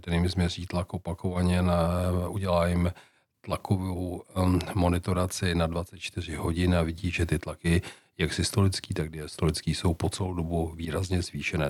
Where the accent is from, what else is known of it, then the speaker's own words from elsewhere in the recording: Czechia; jako Češi